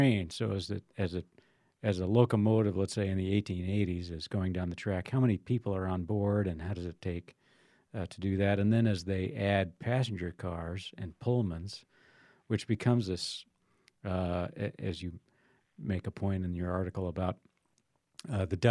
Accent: De Smet, South Dakota, United States; I grew up in DeSmet

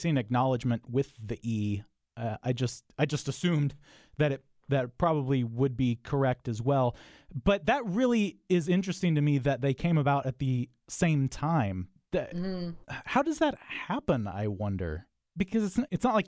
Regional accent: United States; I'm American

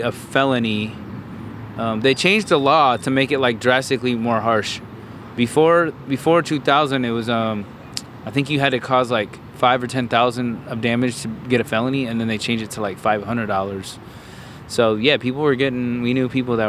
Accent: Bay Area, California, United States; growing up in the Bay Area, Berkeley, Oakland, Newark, Fremont area is where we all

